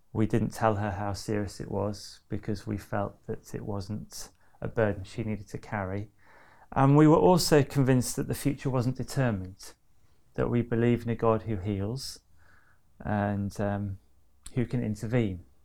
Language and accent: English; near Manchester, North West England, United Kingdom; also born or lived in Loughborough; I grew up near Manchester